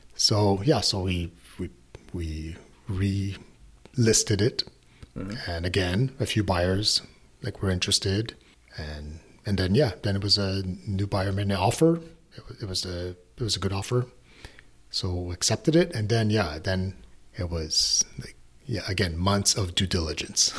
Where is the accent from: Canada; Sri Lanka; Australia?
Canada; as a Canadian